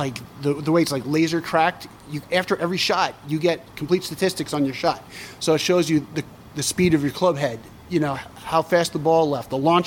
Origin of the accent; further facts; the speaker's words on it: Islip, New York, United States; I grew up in Suffolk County. I grew up in Islip, right near where the first store was